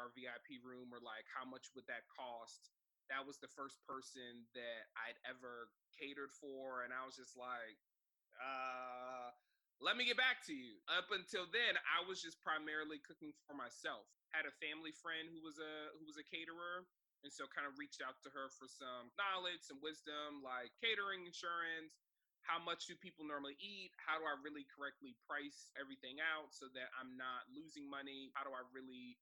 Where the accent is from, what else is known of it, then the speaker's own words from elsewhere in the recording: Silver Spring, Maryland, United States; growing up in Silver Spring, Maryland, I went to Blake High School